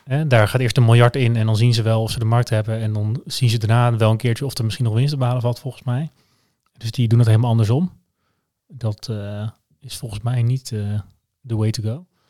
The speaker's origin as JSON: {"language": "Dutch", "country": "Netherlands", "said": "Ik ben ook Nederlander"}